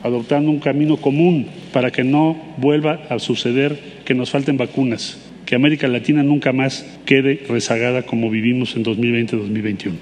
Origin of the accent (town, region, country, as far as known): Uruguay